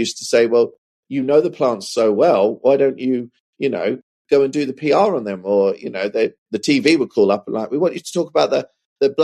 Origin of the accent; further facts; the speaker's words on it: Suffolk, East of England, United Kingdom; where I grew up in Suffolk, there's a horticulture college about 10 miles north of my hometown